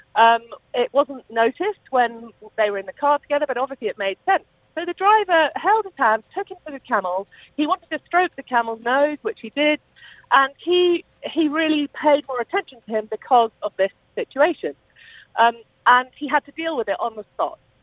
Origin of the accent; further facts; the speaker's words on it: United Kingdom; I am British